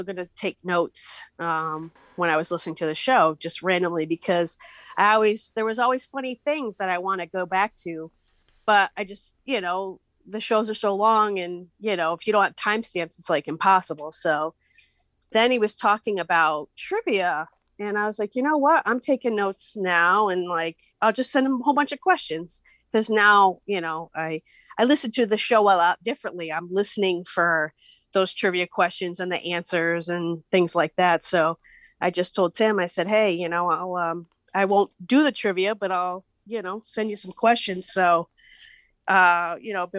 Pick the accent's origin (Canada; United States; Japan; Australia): United States; Western Massachusetts; I'm from Western Mass